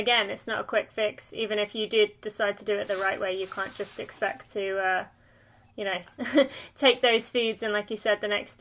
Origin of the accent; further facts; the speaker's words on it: England, United Kingdom; now in United States; I live in America, but I'm English